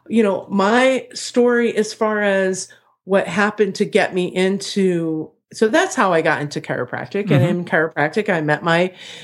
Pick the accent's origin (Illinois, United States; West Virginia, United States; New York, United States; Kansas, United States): Illinois, United States; Chicago; so, you know, I'm from Chicago.